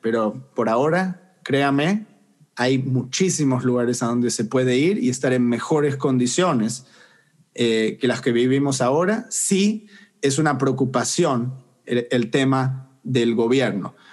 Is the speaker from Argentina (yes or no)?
yes; Argentina; moved away as an adult; now in United States; Crecí en Argentina y me fui a los 21 años de edad